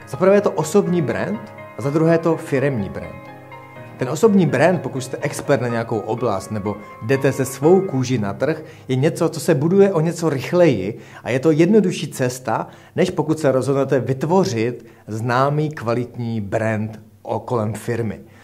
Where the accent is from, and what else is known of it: Czechia